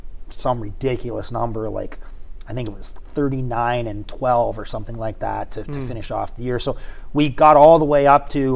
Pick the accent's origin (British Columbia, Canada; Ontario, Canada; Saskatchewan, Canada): Ontario, Canada; just outside London; accent: Canadian; now in Shreveport, United States; Just outside of London, Ontario, Canada.